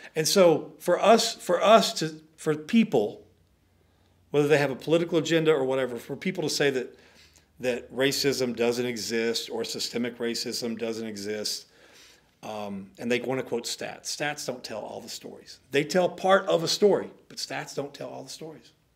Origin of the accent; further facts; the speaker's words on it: Dallas, Texas, United States; We grew up in South Dallas.